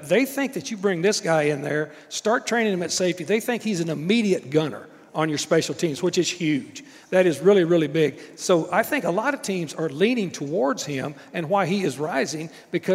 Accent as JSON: {"language": "English", "region": "Texas", "country": "United States", "said": "I'm a Texan"}